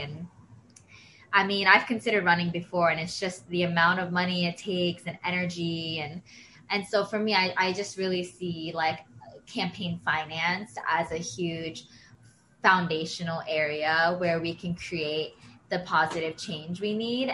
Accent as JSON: {"language": "English", "region": "Pennsylvania", "country": "United States", "moved": "yes", "said": "I'm from Pennsylvania"}